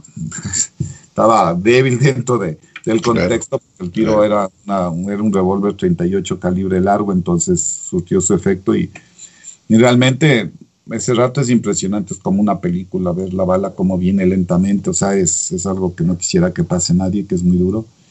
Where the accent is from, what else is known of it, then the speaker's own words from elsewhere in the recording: Ecuador; en mi país puedo hacer la, la rehabilitación en el Ecuador